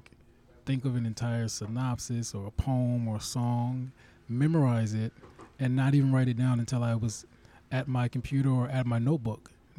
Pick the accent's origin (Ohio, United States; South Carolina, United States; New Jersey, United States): New Jersey, United States; Plainfield; also born or lived in Minneapolis; I'm from New Jersey. Oh. Yeah, Plainfield, New Jersey.